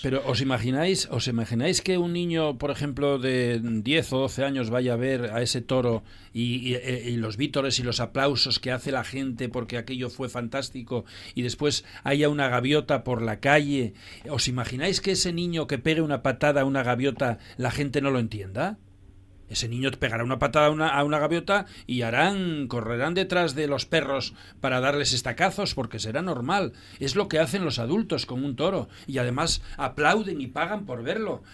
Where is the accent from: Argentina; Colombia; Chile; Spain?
Spain; Llames de Parres, Asturias; en mi pueblo, donde yo nací, Llames de Parres